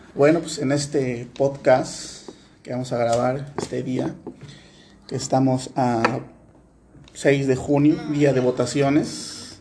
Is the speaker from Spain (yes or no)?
no; Veracruz, Mexico; nosotros somos veracruzanos